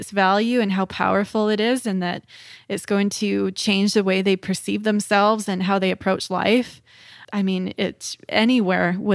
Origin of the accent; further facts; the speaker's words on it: Dawson Creek, British Columbia, Canada; when I moved here from Dawson Creek, which is a very small town, uh, and the the town that I'm in now, we're a population of about 75,000 people but we're quite remote in the north. Um, we're kind of the northern hub of BC.